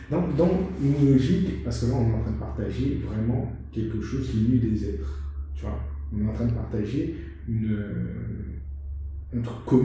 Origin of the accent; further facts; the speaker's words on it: Guadeloupe; moved away; also born or lived in Haiti; Moi, j'ai grandi mes premières années en Haïti, ensuite j'ai grandi en Guadeloupe.